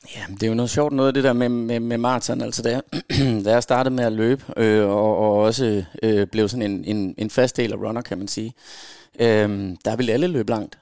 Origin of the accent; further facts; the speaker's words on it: Aarhus, Central Denmark Region, Denmark; Født og opvokset i Aarhus